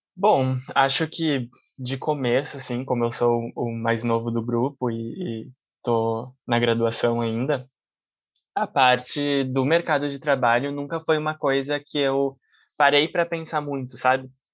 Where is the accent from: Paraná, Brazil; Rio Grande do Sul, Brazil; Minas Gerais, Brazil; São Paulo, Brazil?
Rio Grande do Sul, Brazil; Caxias do Sul; now in Porto Alegre, Brazil; Eu sou natural de Caxias do Sul